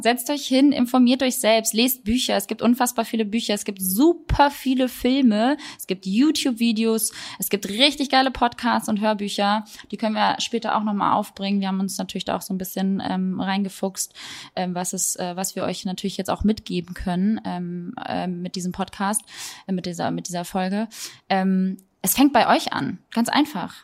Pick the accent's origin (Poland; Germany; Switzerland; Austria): Germany; Ich bin trotzdem hier groß geworden.